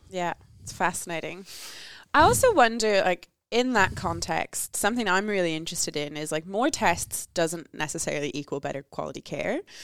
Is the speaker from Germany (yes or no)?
no; Ireland; I'm Irish